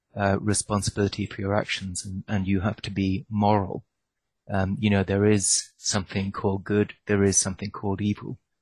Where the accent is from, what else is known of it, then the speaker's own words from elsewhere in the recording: Ireland; I grew up in Ireland